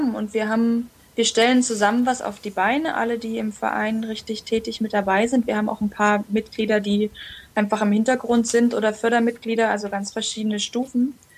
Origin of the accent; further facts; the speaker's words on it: Jena, Thuringia, Germany; also born or lived in Brandenburg / Chile; mit dem Mauerfall sind wir zurückgegangen nach Jena und da habe ich eigentlich dann so, ich war vier Jahre alt, die ganze Zeit meines Lebens verbracht, bewusst. Und habe die Schule dort abgeschlossen